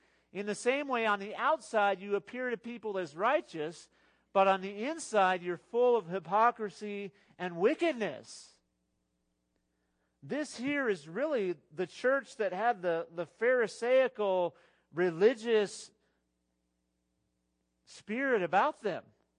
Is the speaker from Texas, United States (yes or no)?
yes; Texas, United States; I'm from West Texas. I've been here since the 80s.